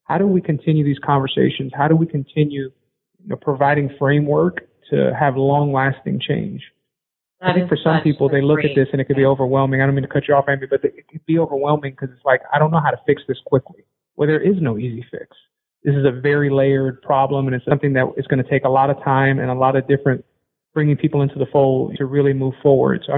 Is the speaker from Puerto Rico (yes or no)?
yes; Puerto Rico; I'm from Puerto Rico, Latinx person of color in the sports industry